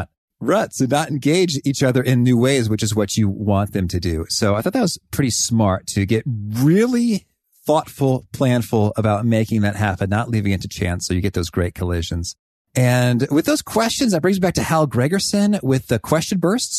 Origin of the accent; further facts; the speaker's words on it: Danville, Illinois, United States; I grew up in Danville, Illinois